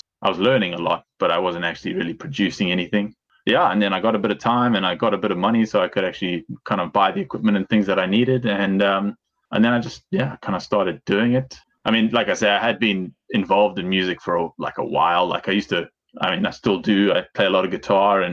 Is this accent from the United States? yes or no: no; Zimbabwe; moved away as an adult; also born or lived in England; now in Pemberton, Australia; we moved back out to Zim where I was born. And then I lived there pretty much my whole life until I was 18.